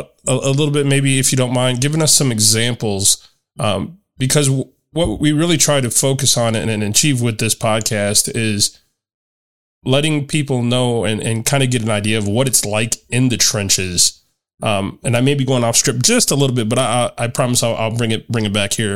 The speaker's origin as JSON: {"language": "English", "town": "Chicago", "region": "Illinois", "country": "United States", "tie": "born or raised there", "moved": "yes", "said": "my hometown of Chicago"}